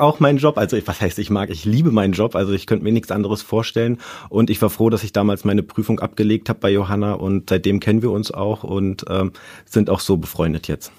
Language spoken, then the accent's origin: German; Brandenburg, Germany; moved away; also born or lived in Berlin; ich bin in Brandenburg groß geworden